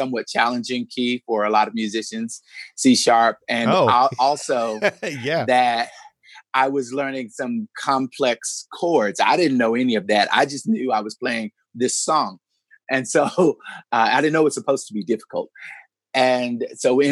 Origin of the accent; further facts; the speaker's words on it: United States; moved away as an adult; also born or lived in Chicago; growing up in small town USA, when I moved to Chicago